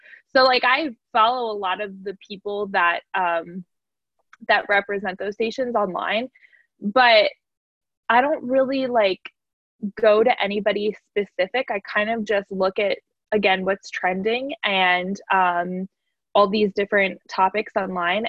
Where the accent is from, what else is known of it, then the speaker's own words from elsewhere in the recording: New Jersey, United States; I'm such a Jersey girl